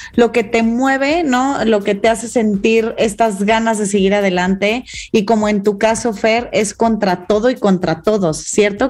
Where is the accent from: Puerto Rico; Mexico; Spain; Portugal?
Mexico; como mexicana, como mujer